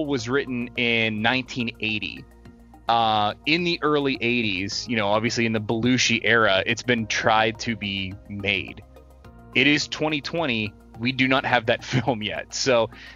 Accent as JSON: {"language": "English", "region": "Northern United States", "country": "United States", "said": "I'm a Yankee, I'm from the Union side of the thing"}